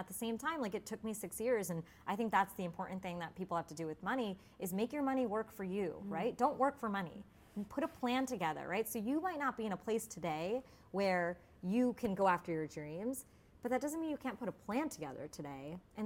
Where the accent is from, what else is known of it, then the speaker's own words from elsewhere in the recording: United States; being Indian and American. And I grew up in a town where there wasn't any other Indian people